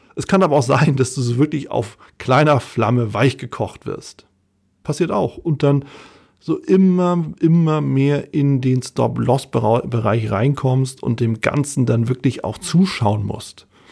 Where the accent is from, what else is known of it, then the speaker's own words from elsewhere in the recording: Hamburg, Germany; Als Hamburger